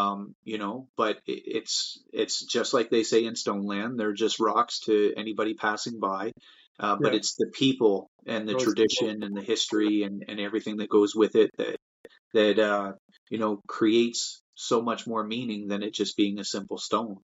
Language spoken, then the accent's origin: English; Canada; make a living in my own hometown. I love it here. I was born and raised here, and I have no plans on going anywhere